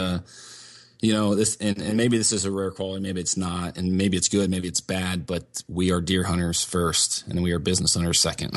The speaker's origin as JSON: {"language": "English", "region": "Northeast Ohio", "country": "United States", "tie": "born or raised there", "also_born_or_lived": "Meadville, Pennsylvania", "said": "I was actually born in Meadville, Pennsylvania, which is up in Crawford County, the northwest part of the state. Um, but luckily, I was raised in Northeast Ohio"}